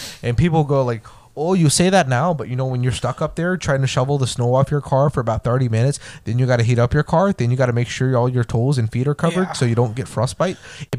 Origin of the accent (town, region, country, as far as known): Texas, United States; born or raised there